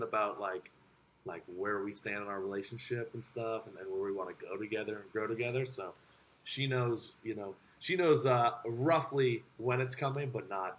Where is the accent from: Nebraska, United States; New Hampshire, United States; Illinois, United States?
New Hampshire, United States; Windham; moved away as an adult; now in Boston, United States; I'm actually from Windham, New Hampshire